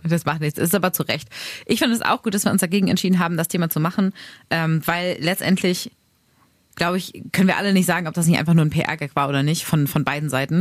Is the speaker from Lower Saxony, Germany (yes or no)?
yes; Braunschweig, Lower Saxony, Germany; moved away; meine Heimat, Heimat wird, glaube ich, immer Braunschweig sein und Mascherode, da wo meine Eltern halt wohnen und wo ich groß geworden bin